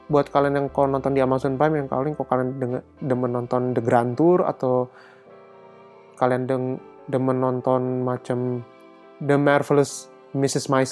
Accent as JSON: {"language": "Indonesian", "country": "Indonesia", "said": "Nah, kan gue sebagai orang Indo juga nggak pengen dong ketinggalan film-film Indo yang bagus gitu."}